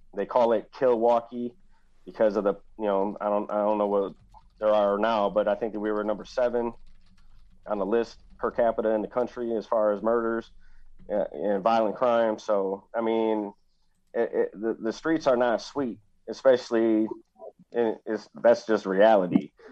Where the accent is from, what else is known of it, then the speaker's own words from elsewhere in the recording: Milwaukee, Wisconsin, United States; also born or lived in small farm community; growing up in Milwaukee, you would know when you walk down the streets of Milwaukee to be on the defensive